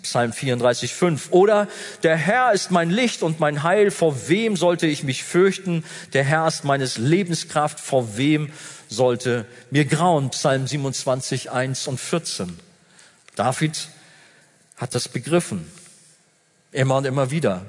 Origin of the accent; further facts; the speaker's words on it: Germany; Wir haben ja als Deutsche